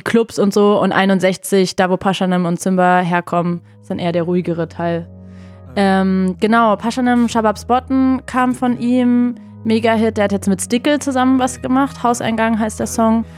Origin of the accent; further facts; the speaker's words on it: Berlin, Germany; ich bin genau in dem Kiez geboren, auch genau die Straße tatsächlich aufgewachsen